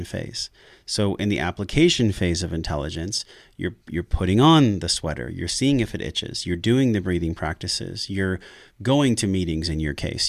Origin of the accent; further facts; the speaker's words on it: La Mesa, California, United States; I grew up in La Mesa, which is in East County, San Diego